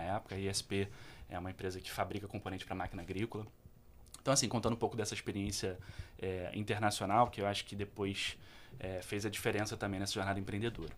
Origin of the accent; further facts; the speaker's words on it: Petrópolis, Rio de Janeiro, Brazil; eu sou de Petrópolis, cantei num uhum. coral que é conhecido Legal. em Petrópolis durante muito tempo, chamado Coral dos Canarinhos